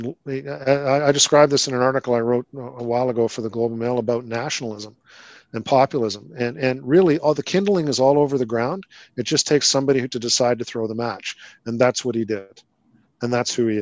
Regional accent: Canada; as a Canadian

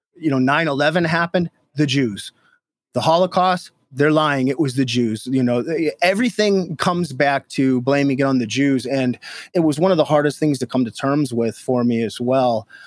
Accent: Minnesota, United States; moved away as an adult; now in Detroit, United States; I'm from Minnesota originally

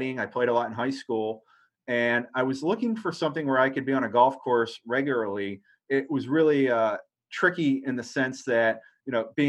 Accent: Pittsburgh, Pennsylvania, United States; I grew up in Pittsburgh

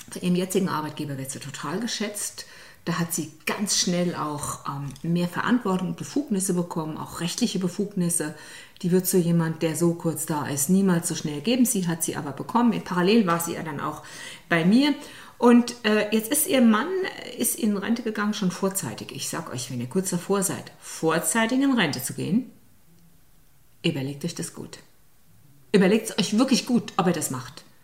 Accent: Saarland, Germany; ich bin ja aus dem Saarland

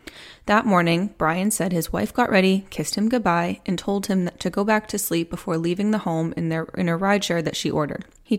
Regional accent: Plymouth, Massachusetts, United States; now in Charlotte, United States; I actually grew up, if you didn't know, on the South Shore of Massachusetts. I grew up in Plymouth. Now I live in Charlotte.

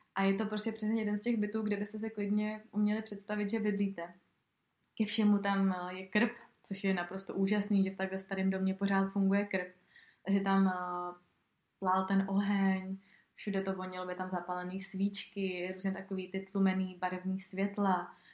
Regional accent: Czechia; tady u nás v Čechách

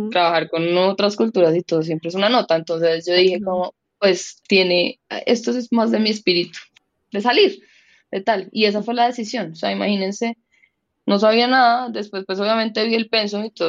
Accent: Colombia; una mujer colombiana de 35 años

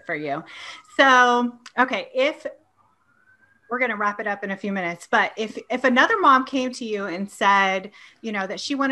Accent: Ohio, United States; also born or lived in California; I came back to Ohio from California

